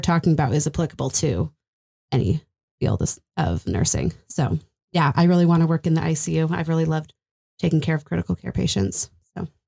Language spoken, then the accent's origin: English; Texas, United States; moved away as an adult; I'm from Texas